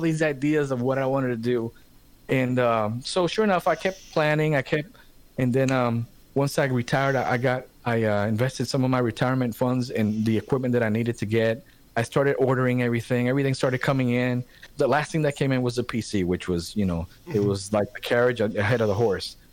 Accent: Puerto Rico; now in Charlotte, United States; growing up in Puerto Rico

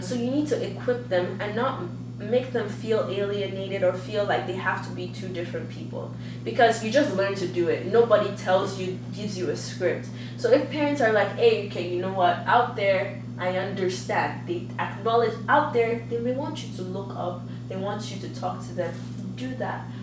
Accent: Calgary, Alberta, Canada; also born or lived in Nigeria / United States; now in Vancouver, Canada; when I grew up in Calgary

